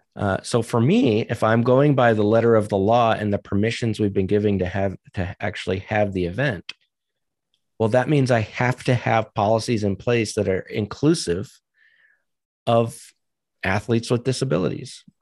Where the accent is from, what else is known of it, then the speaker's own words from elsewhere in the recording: New Hampshire, United States; also born or lived in Virginia / New England / Maryland; now in Colorado, United States; I'm from New Hampshire originally